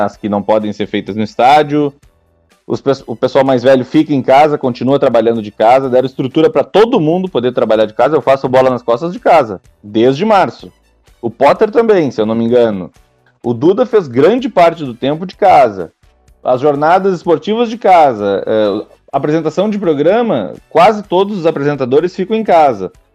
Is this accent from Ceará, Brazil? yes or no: no; Rio Grande, Rio Grande do Sul, Brazil; also born or lived in Italy; eu sou de Rio Grande, né? No, do, no sul do estado